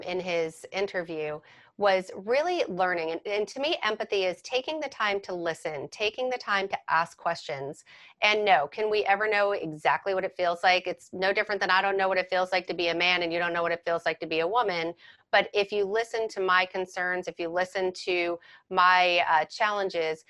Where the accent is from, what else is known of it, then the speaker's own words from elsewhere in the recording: Fords, New Jersey, United States; I know Edison because I grew up in Ford's